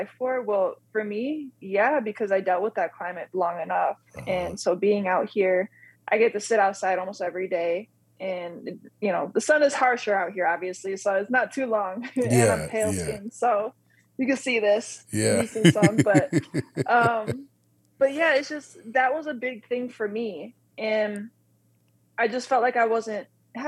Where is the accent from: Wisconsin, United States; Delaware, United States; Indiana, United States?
Wisconsin, United States; moved away as an adult; also born or lived in North Carolina / Southern Illinois; I was born and raised in Wisconsin, went to school in North Carolina, Southern Illinois